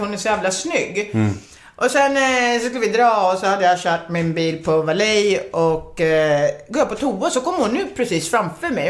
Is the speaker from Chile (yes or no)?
no; Finland; also born or lived in Sweden; now in United States; jag är finne